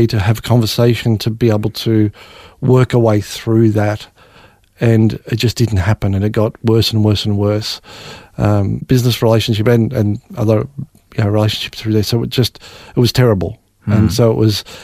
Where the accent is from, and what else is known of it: Australia; born or raised there